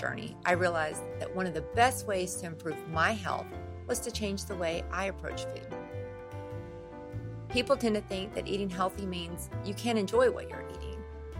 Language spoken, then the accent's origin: English; Louisiana, United States; I'm from Louisiana.